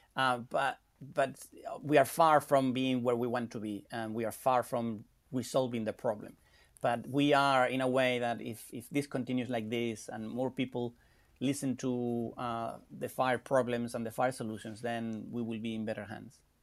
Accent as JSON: {"language": "English", "country": "Spain", "moved": "yes", "said": "I'm from Spain"}